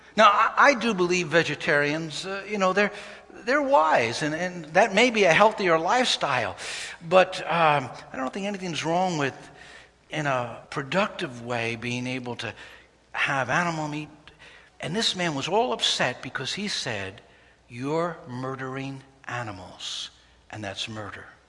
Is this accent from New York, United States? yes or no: yes; New York City, New York, United States; a young person growing up in Brooklyn, New York on 28th Street.